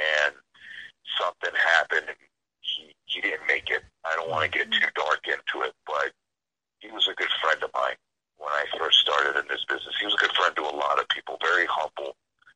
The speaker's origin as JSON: {"language": "English", "town": "New London", "region": "Connecticut", "country": "United States", "moved": "yes", "said": "I'm originally from New London, Connecticut"}